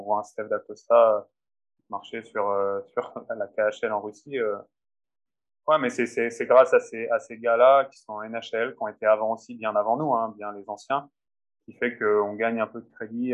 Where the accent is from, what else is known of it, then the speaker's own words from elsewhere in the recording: France; moved away as an adult; now in Finland; en tant que Français